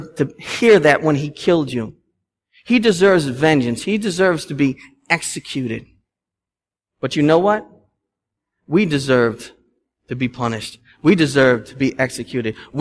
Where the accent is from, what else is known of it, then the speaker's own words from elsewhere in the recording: Boston, Massachusetts, United States; I am Bostonian